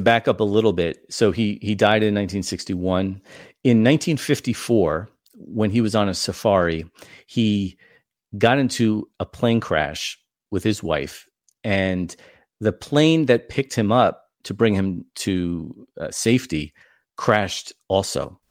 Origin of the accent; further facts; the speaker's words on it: New York, United States; now in Indiana, United States; I'm from New York